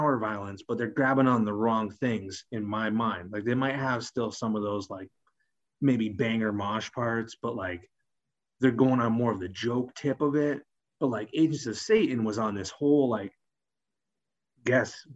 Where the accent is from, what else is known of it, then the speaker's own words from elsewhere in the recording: Greenfield, Massachusetts, United States; I'm from Greenfield, Massachusetts, a very rural town in Massachusetts